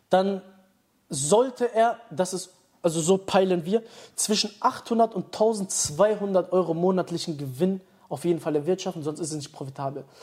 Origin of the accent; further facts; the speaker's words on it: Dortmund, North Rhine-Westphalia, Germany; ich komme aus Dortmund, da gibt es viele Leute, die immer dieses schnell denken haben